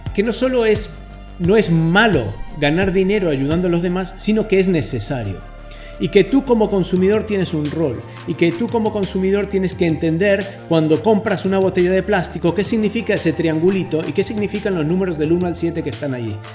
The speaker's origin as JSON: {"language": "Spanish", "country": "Argentina", "said": "como buen argentino"}